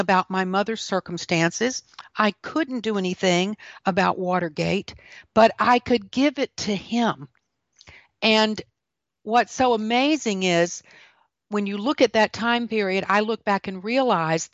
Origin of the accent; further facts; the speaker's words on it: the Golden Corner of South Carolina, United States; also born or lived in Washington, D.C.; I am from the golden corner of South Carolina.